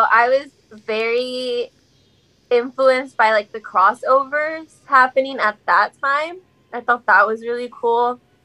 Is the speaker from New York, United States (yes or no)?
no; Houston, Texas, United States; also born or lived in Navasota, Texas / Lubbock, Texas; growing up in Texas